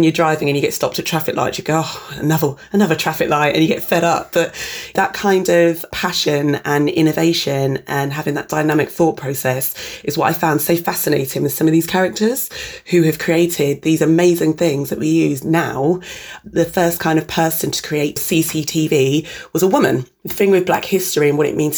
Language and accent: English; Reading, South East England, United Kingdom; I was born in Reading, Berkshire in the early 80s